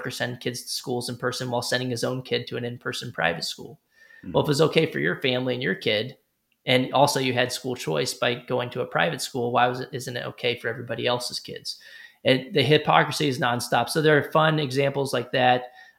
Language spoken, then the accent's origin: English; Texas, United States; Ted Cruz, senator from my home state from Texas, endorsed it.